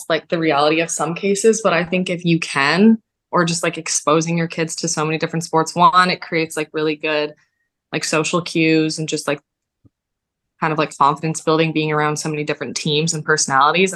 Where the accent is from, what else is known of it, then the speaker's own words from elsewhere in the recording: Barrie, Ontario, Canada; when I was playing for a club team in my hometown in Barrie